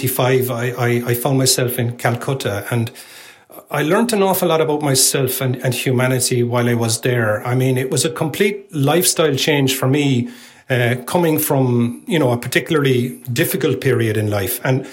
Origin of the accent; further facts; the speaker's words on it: Ireland; The rest is bad luck, which hopefully, being Irish, I won't get too much of that on me, you know.